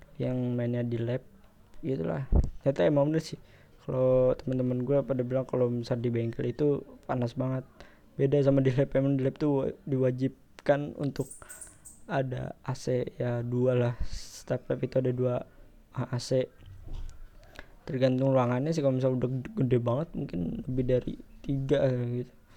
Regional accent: Depok, West Java, Indonesia; di kota gua. Ya, kota Depok

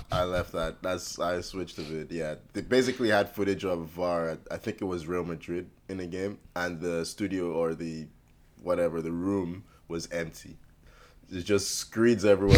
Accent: Canada; I am Canadian

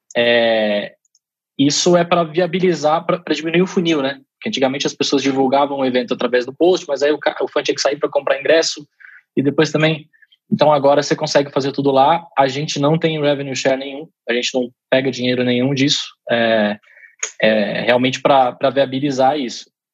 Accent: Brazil; eu sou brasileiro

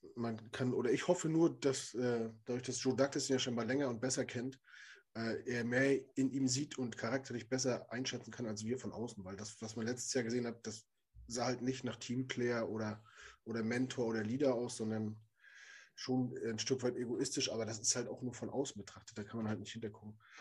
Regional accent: Germany; als Deutscher

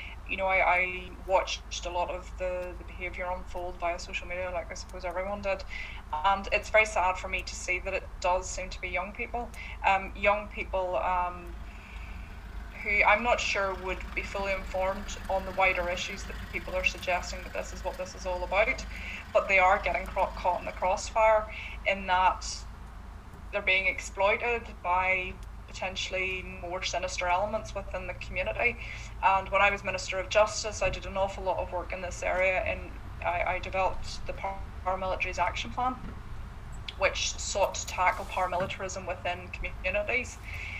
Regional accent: Corrie, Northern Ireland, United Kingdom; now in Castlerock, United Kingdom; And I'm 34, And you know, I was raised and lived in Corrie all my life, and I now live out in Castle Rock.

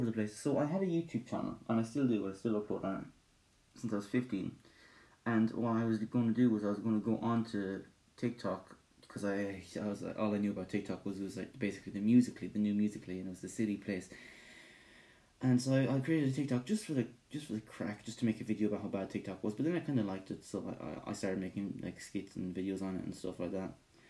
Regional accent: Ireland; I'm Irish with Scottish heritage

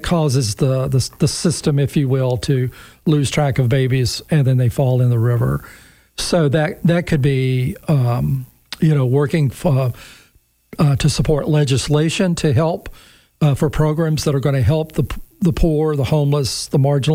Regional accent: United States

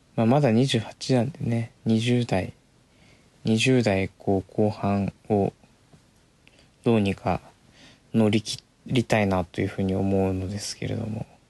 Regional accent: Komae, Tokyo, Japan; 自分が住んで生まれ、生まれて住んできた、育った町、狛江

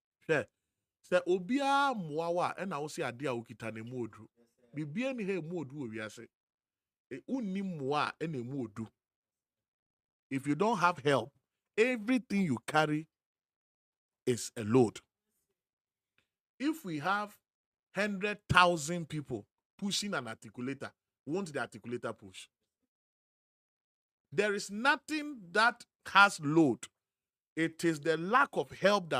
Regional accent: Akuapem, Eastern Region, Ghana; I'm from Ekuyapim

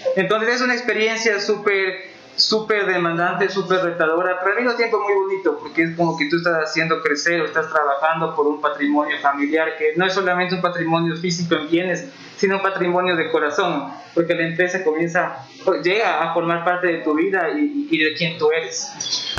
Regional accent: Ecuador; Yo les decía de Ecuador

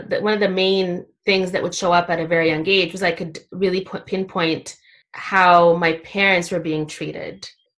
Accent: Ottawa, Ontario, Canada; English is a second language; I was born here in Ottawa. And as a kid, like, I wasn't wearing a hijab, so you couldn't necessarily identify right away that I was different. The first couple months, English was a struggle.

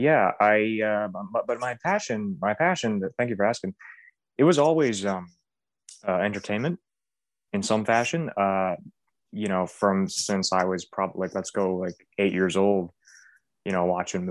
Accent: Blackville, New Brunswick, Canada; I grew up in Blackville, New Brunswick, Canada

